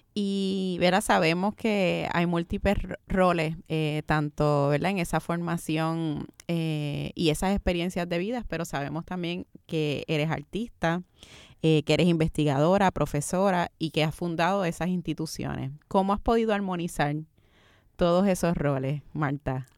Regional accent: Puerto Rico; nos reconocemos como puertorriqueños

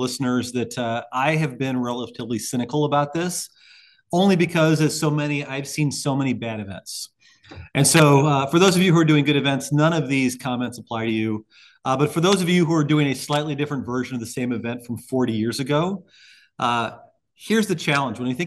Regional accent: Highland, Illinois, United States; I was still practicing in my hometown of Highland, Illinois at the time.

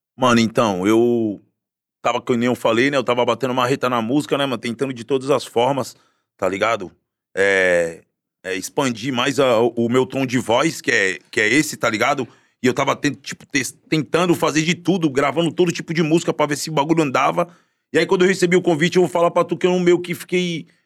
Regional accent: Guarujá, São Paulo, Brazil; also born or lived in Santos; eu sou nascido e criado na Baixada Santista, né? Nasci em Santos, mas sempre morei no Guarujá.

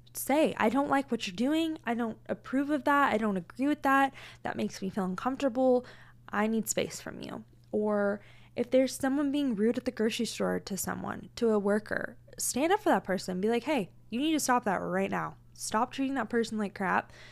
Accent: Tacoma, Washington, United States; now in Arizona, United States; I was born and raised in Tacoma, Washington

